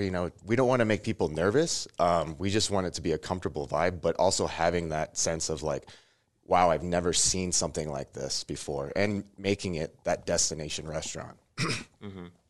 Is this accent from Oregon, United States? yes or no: no; Omaha, Nebraska, United States; moved away as an adult; also born or lived in Chicago / Las Vegas; now in Lincoln, United States; originally from Omaha